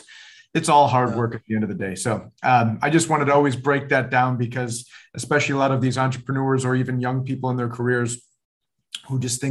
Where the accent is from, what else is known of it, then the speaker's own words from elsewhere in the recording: Buffalo, New York, United States; I'm originally from Buffalo, New York, up in the Northeast.